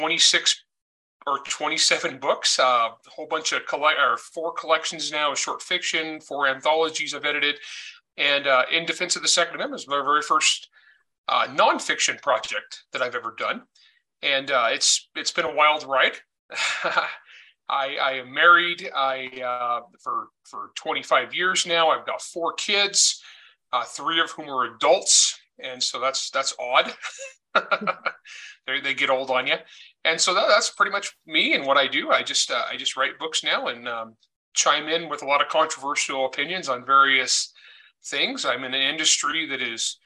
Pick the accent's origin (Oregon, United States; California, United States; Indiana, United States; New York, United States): California, United States; El Nido; moved away as an adult; now in Utah, United States; I grew up in El Nido, California, which is a very poor farming area.